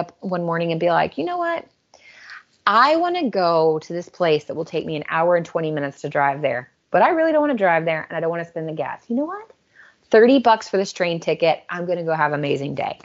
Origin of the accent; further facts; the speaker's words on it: United States; moved away; as an American living in a foreign country